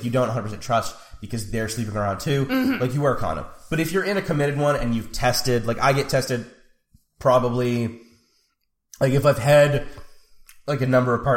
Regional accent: Canada; we're Canadian

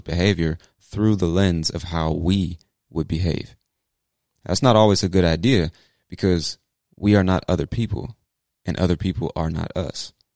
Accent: United States; as an American

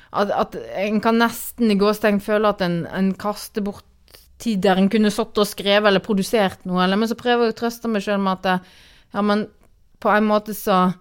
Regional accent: Granvin, Vestland, Norway; moved away as an adult; also born or lived in Oslo; now in Bærum, Norway; jeg kommer fra en liten plass på Vestlandet som heter eh, Granvin, som nå er en del av Voss kommune. Og kommer fra et småbruk der som, eh, som jeg vokste opp på og bodde på fram til 1997.

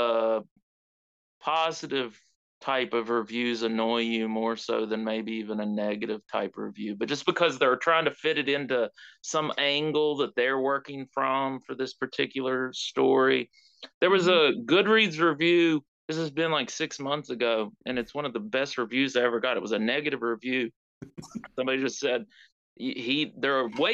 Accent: West Virginia, United States; I'm from West Virginia. I'm writing about West Virginia.

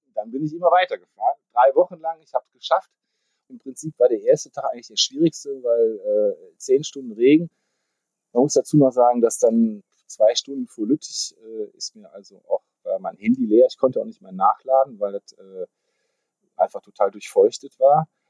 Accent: Düsseldorf, North Rhine-Westphalia, Germany; Ich bin äh, gebürtiger Düsseldorfer

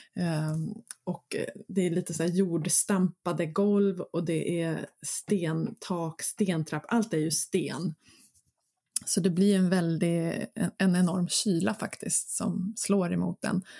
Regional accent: Mörby slottsruin, Stockholm County, Sweden; Mina hemtrakter. Eh, där var jag väldigt mycket som barn och sprang runt

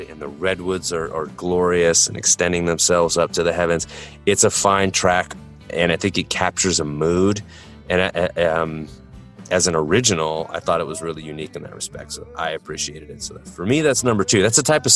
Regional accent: San Francisco, California, United States; growing up in San Francisco

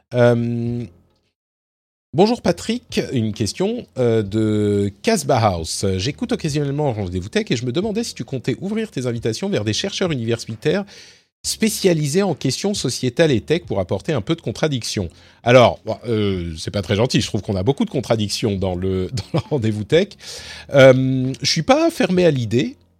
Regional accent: France; moved away as an adult; j'ai quitté la France en 2016.

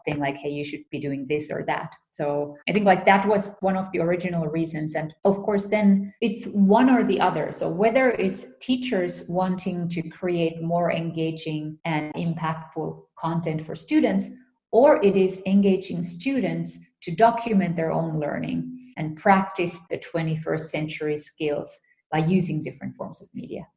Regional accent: Finland; moved away as an adult; also born or lived in United States; I was um, born and raised in Finland.

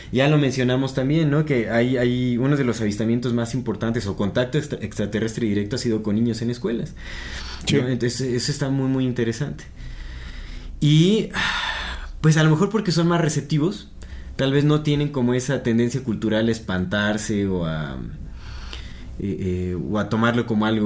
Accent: Querétaro, Mexico; soy de Querétaro y mi escuela estaba cerca a los arcos, cerca de los arcos. Los arcos están bien chidos.

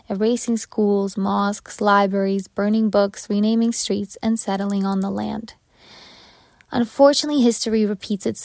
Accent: Ukraine; now in Toronto, Canada; growing up in Ukraine.

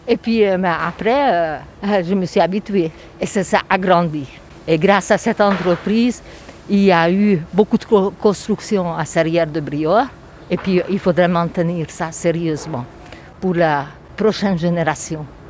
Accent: Budapest, Hungary; French is a second language; moved away as an adult; also born or lived in Florence, Italy; now in Briord, France; je viens de Budapest, je suis origine hongroise.

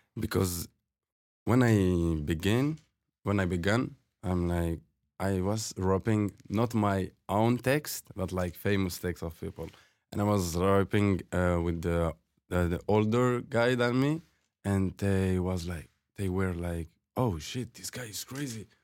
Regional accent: Fribourg, Switzerland; English is a second language; moved away as an adult; also born or lived in Algeria; now in Toronto, Canada; I grew up in Switzerland.

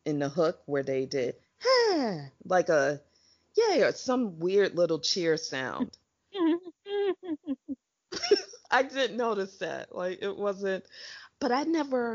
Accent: United States; I'm from America

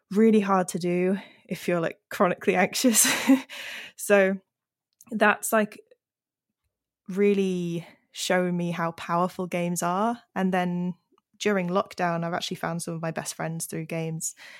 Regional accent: Yorkshire and the Humber, United Kingdom; moved away as an adult; also born or lived in Cornwall; I grew up in Yorkshire

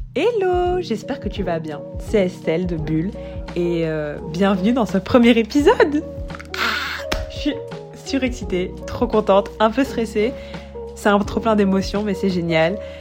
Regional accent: Brussels, Brussels-Capital Region, Belgium; also born or lived in South Africa; je suis bruxelloise, mais j'ai aussi grandi en Afrique du Sud

